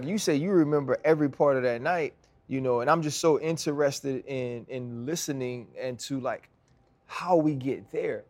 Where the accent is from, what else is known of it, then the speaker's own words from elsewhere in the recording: Louisiana, United States; I'm from Louisiana